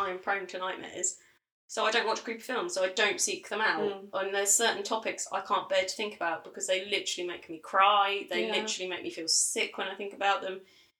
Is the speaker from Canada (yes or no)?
no; United Kingdom; as a British person